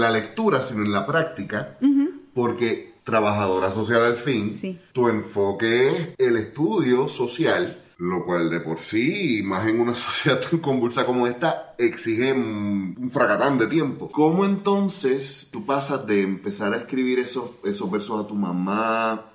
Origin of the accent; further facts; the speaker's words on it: Puerto Rico; uno como puertorriqueño